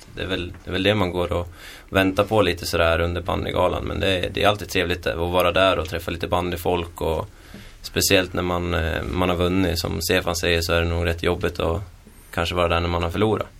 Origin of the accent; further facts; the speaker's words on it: Köping, Västmanland, Sweden; also born or lived in Edsbyn; jag kommer från Köping också